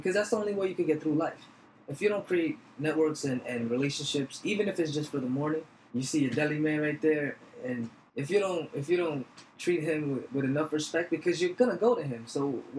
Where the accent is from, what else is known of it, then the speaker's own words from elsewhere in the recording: New York, United States; We grew up in New York, man. This is our stomping grounds.